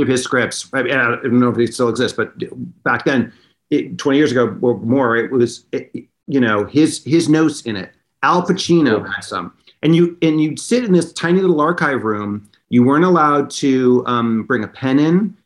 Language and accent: English; Los Angeles, California, United States; moved away; also born or lived in New York; I lived in in Westwood, which was right by Westwood Village